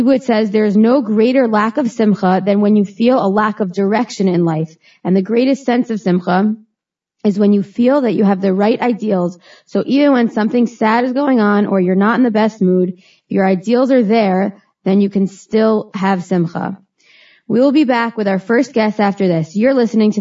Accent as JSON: {"language": "English", "town": "Teaneck", "region": "New Jersey", "country": "United States", "tie": "born or raised there", "said": "I was born and raised in Teaneck, New Jersey."}